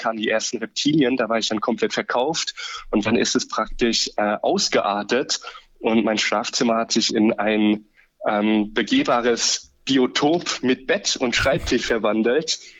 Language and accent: German; Luxembourg; moved away as an adult; now in Austria; Ich bin vor ungefähr neun Jahren von Luxemburg aus nach Österreich ausgewandert, sozusagen, um Tiermedizin zu studieren.